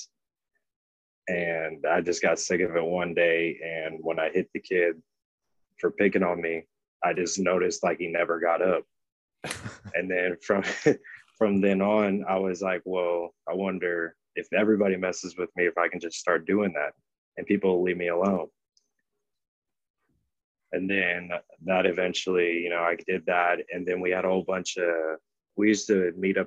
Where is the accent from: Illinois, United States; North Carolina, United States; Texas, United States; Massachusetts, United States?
Illinois, United States; Danville; moved away as an adult; now in Florida, United States; I'm originally from Danville, Illinois